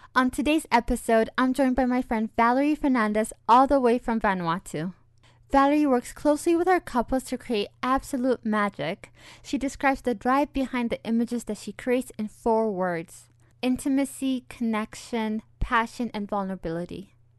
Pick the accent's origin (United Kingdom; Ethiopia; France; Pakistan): Ethiopia; now in Europe; I'm Ethiopian.